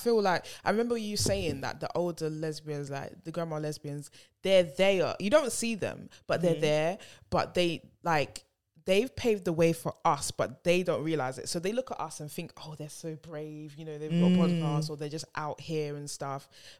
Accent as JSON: {"language": "English", "region": "London", "country": "United Kingdom", "said": "being from Hackney, being Ghanaian"}